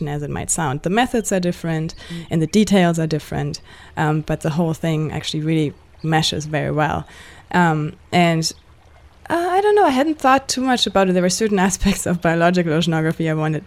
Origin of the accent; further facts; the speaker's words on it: Germany; moved away as an adult; also born or lived in Victoria, Canada; now in Canada; I grew up in Germany